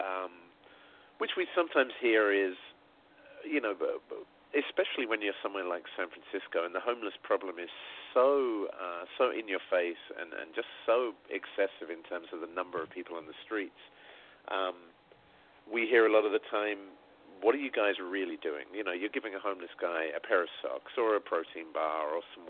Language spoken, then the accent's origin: English; Sussex, South East England, United Kingdom; I'm a kid from Sussex in England, right? I'm not even from a city